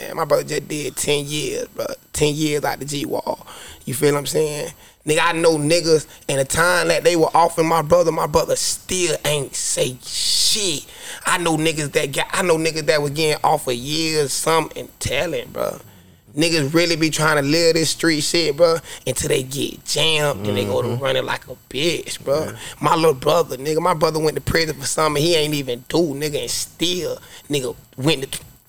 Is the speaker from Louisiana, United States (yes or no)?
no; Carlton, Florida, United States; I'm from Carlton, 8132